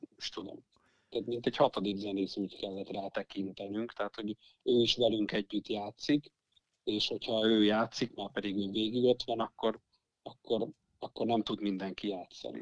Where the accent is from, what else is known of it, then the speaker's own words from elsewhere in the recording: Eger, Heves, Hungary; minden tagunk egri, egri születésű, nagy részt itt élünk